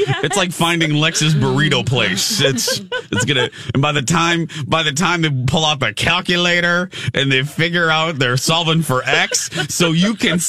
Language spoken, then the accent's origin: English; Indiana, United States; now in Minnesota, United States; because I'm from Indiana